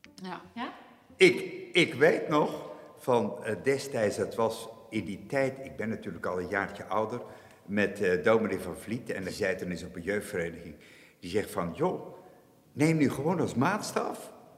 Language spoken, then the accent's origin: Dutch; Aagtekerke, Zeeland, Netherlands; ik, ik, ben geboren en getogen in Achterkerken. En ik heb nu eh, de aanvallige leeftijd van 68 jaar. Nooit vertrokken.